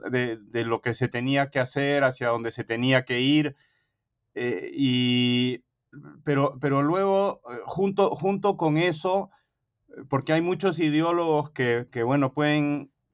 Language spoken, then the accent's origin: Spanish; Peru; moved away as an adult; now in United States; yo me crié en el Perú de padre peruano y madre norteamericana